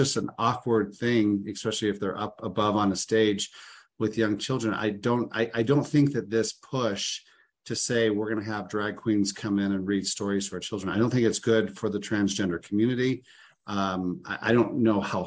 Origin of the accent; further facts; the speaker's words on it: Illinois, United States; I grew up in Illinois